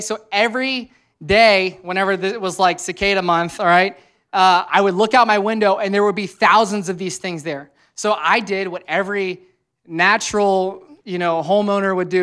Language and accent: English; Louisiana, United States; now in Cincinnati, United States; I'm from Louisiana, which is always hot there